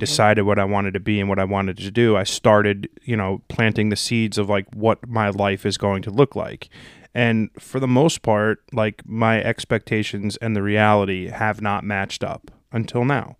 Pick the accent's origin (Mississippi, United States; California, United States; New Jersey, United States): New Jersey, United States; I'm from Jersey